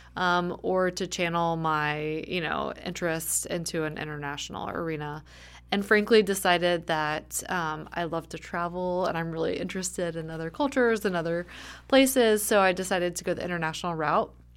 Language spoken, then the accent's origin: English; suburb of Atlanta, Georgia, United States; I grew up in Georgia in a suburb of Atlanta